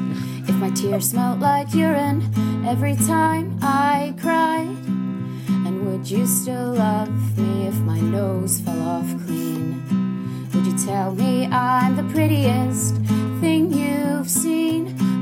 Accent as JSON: {"language": "English", "country": "South Africa", "said": "I'm from South Africa"}